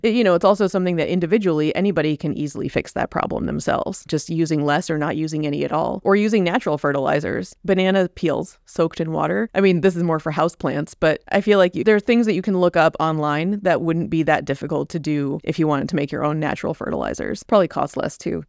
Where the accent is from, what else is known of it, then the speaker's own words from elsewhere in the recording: Indiana, United States; now in Key Biscayne, United States; I grew up in Indiana